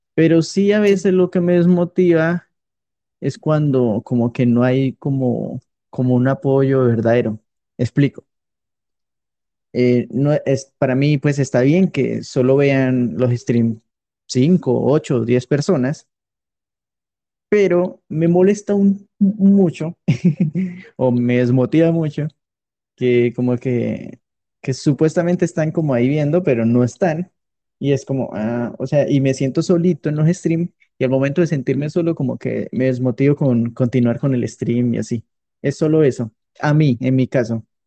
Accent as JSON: {"language": "Spanish", "country": "Colombia", "said": "yo soy colombiano"}